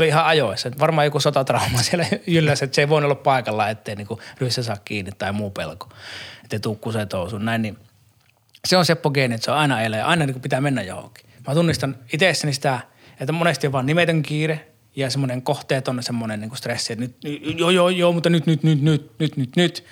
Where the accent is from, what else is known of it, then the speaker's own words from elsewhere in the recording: Saarijärvi, Central Finland, Finland; Saarijärveltä, missä mä oon kotoisin